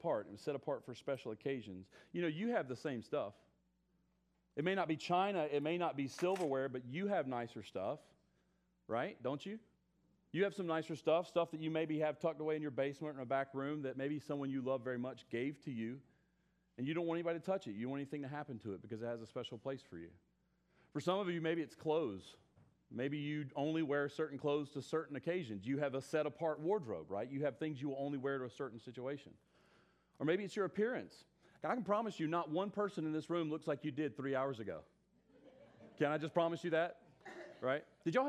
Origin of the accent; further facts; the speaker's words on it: South Carolina, United States; accent: southern; moved away; I'm originally from South Carolina